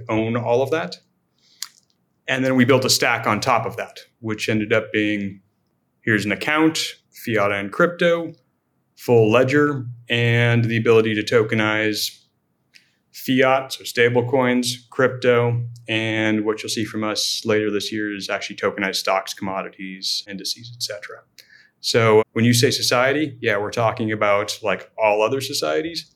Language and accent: English; Silicon Valley, California, United States; born and raised in Silicon Valley